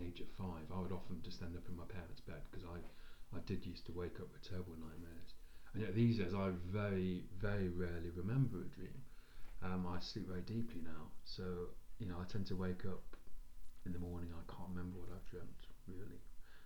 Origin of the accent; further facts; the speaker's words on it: Nottingham, East Midlands, United Kingdom; where we grew up on Derby Road, just near the Queen's Medical, big house on Derby Road